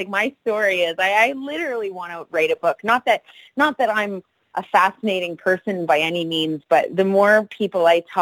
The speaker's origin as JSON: {"language": "English", "town": "Salmon Arm", "region": "British Columbia", "country": "Canada", "tie": "born or raised there", "said": "Salmon Arm is my hometown."}